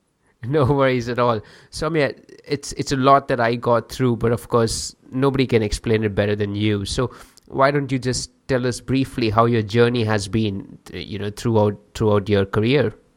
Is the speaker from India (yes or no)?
yes; India; I'm from India. I grew up in India.